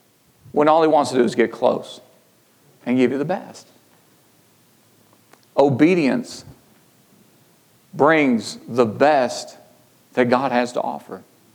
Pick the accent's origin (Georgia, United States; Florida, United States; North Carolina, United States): Georgia, United States; I mean, I came from Georgia. Sherry came from Ohio. We met in Kentucky.